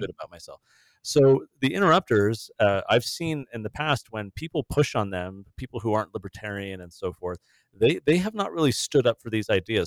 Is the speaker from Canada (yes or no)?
no; Southern California, United States; I grew up in Southern California